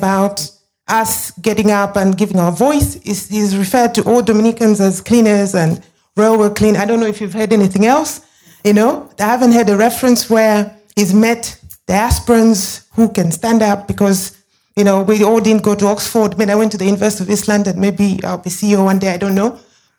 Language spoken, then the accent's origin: English; Zambia; now in United Kingdom; being a Zambian, proud Zambian, being British, being diaspora, being part of the African diaspora debate